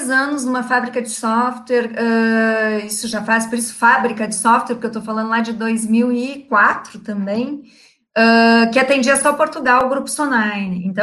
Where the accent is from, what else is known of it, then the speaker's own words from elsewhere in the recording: Rio Grande do Sul, Brazil; accent: gaúcho; now in Rio de Janeiro, Brazil; apesar de estar 10 anos no Rio, eu continuo com sotaque gaúcho, às vezes eu respondo como gaúcho